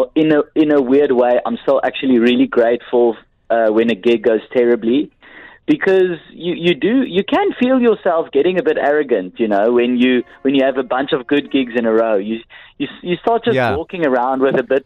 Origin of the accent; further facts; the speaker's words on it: South Africa; I also from South Africa